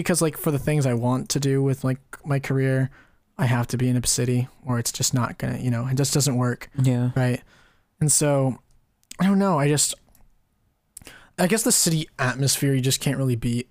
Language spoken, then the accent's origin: English; California, United States; we're from California